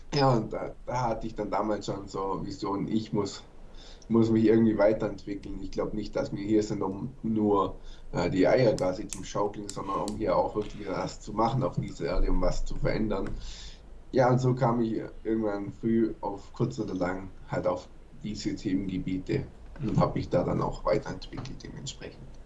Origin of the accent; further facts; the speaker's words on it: Germany; bei uns in Deutschland